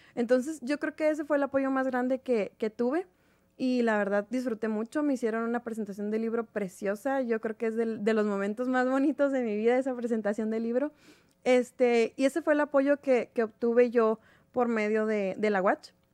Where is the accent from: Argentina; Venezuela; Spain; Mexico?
Mexico; somos varias de México